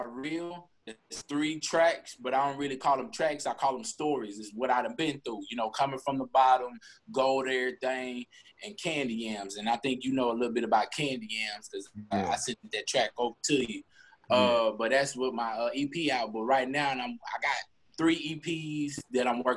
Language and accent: English; Nashville, Tennessee, United States; born or raised there; now in Texas, United States